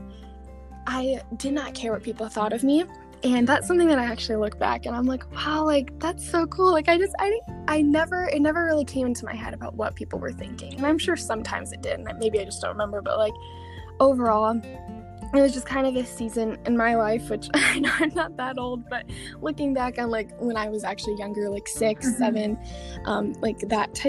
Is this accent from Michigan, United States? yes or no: yes; Michigan, United States; I've been born and raised in Michigan